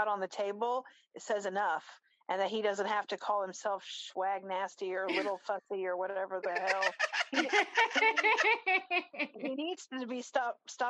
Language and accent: English; Smithtown, New York, United States; now in Texas, United States; I was born in Long Island